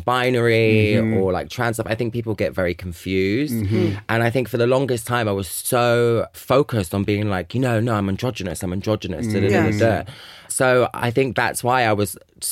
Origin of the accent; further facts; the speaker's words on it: London, United Kingdom; I grew up in Leopard Grove on a council estate